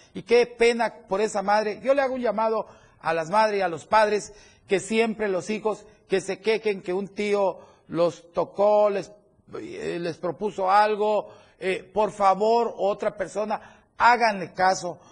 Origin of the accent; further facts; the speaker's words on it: Chiapas, Mexico; Somos muchos los chiapanecos